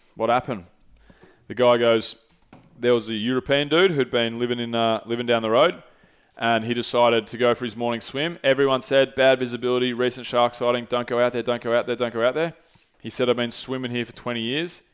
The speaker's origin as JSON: {"language": "English", "country": "Australia", "said": "I'm Australian"}